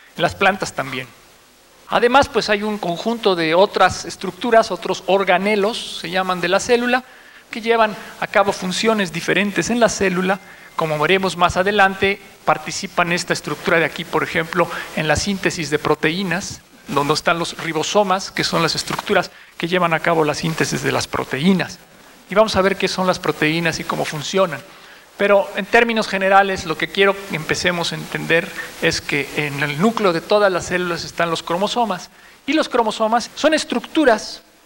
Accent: Mexico; como sociedad mexicana

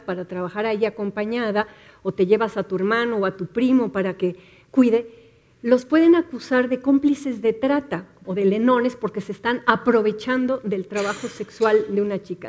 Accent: Mexico City, Mexico; las ciudadanas del Distrito Federal

